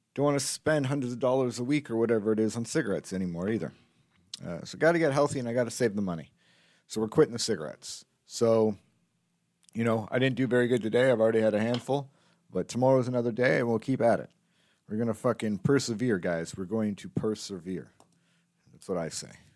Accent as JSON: {"language": "English", "country": "Canada", "said": "as a Canadian, as a Canadian comedian"}